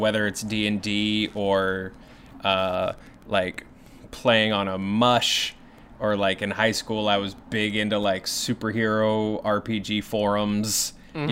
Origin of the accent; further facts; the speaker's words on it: Kentucky, United States; I'm from Kentucky